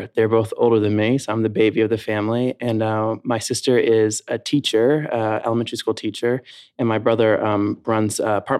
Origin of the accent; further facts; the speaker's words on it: Louisville, Kentucky, United States; Yeah, so I grew up in Louisville, Kentucky, Derby City. It's probably what we're best known for, and bourbon, of course.